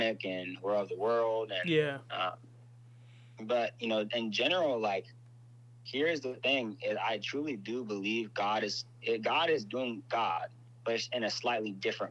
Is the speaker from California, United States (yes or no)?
yes; Inglewood, California, United States; I'm from Inglewood